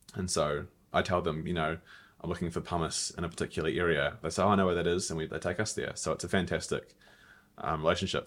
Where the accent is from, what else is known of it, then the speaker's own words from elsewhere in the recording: New Zealand; moved away as an adult; also born or lived in Melbourne, Australia; my home country.